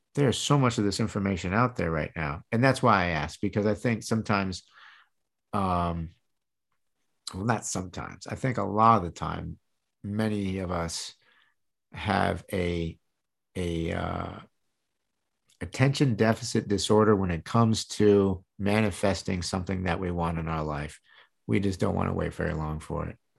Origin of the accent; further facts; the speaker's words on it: Michigan, United States; also born or lived in Tampa Bay area, Florida; now in Tampa Bay, United States; I was born and raised in Michigan